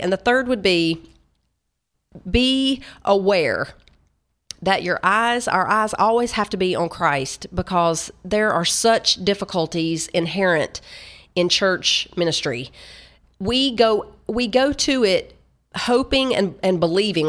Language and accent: English; Tennessee, United States; I'm from Tennessee